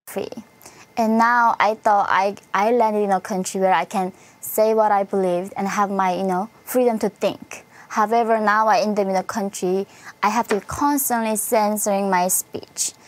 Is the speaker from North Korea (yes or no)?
yes; North Korea; moved away; I come from North Korea